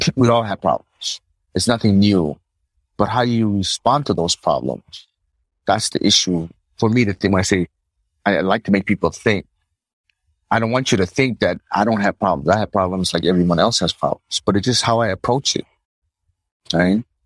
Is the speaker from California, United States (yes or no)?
no; New Jersey, United States; moved away as an adult; now in Palau; that's where I grew up in New Jersey